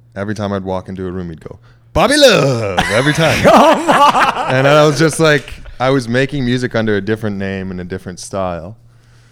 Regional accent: Mississauga, Ontario, Canada; I'm from Mississauga.

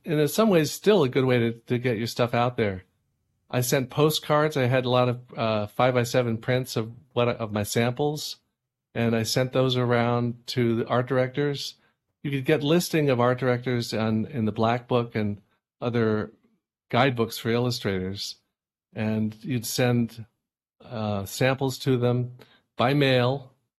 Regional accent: California, United States; moved away as an adult; now in Hudson Valley, United States; I grew up in California

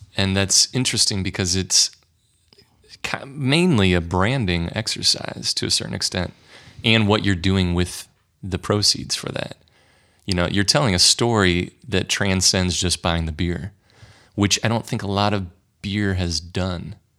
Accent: St. Louis, Missouri, United States; born or raised there

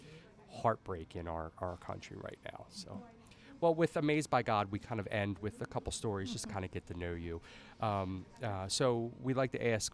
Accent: Dundalk, Maryland, United States; I'm born and raised in Dundalk for the majority of my life

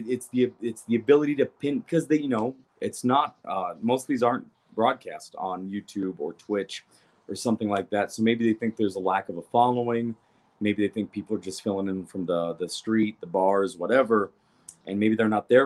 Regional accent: Arizona, United States; also born or lived in Kentucky; We moved to Kentucky from Arizona

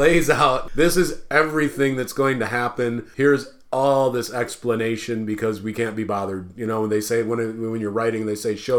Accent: Midwest, United States; I'm a Midwesterner by birth

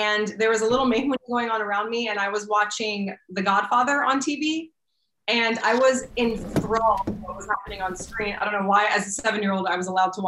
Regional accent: Arlington, Virginia, United States; I was born in the Arlington, Virginia, which is right outside of DC.

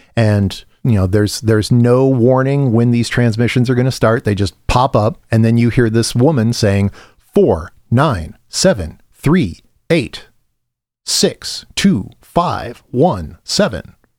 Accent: Midwest, United States; moved away; coming from the Midwest where I grew up on Papa Dolls and Garcias and thick crust pizza

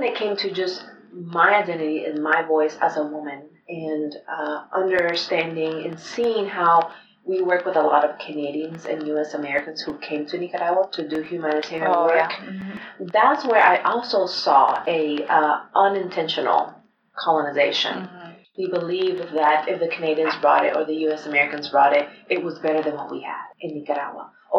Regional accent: Spain; born there; Sometimes I felt ashamed to say I was born in Spain. I would hide that from people.

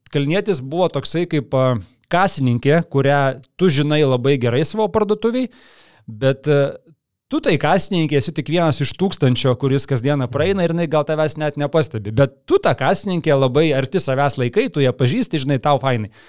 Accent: Kaunas, Kaunas County, Lithuania; aš iš visų šilainių

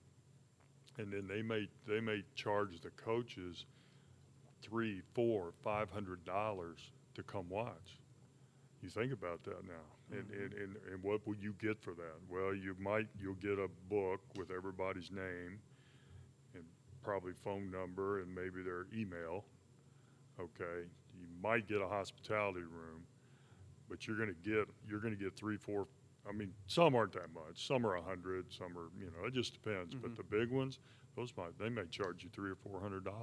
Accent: Sedalia, Missouri, United States; go play at my home school, my home state

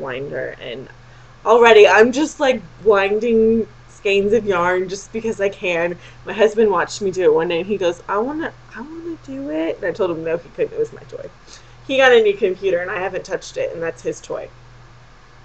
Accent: Texas, United States; I'm from Texas.

